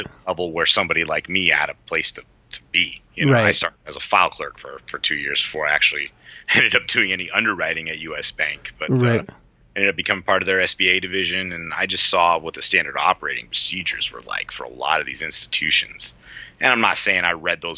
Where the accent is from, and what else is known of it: San Diego, California, United States; born or raised there; moved away as an adult; also born or lived in El Centro, California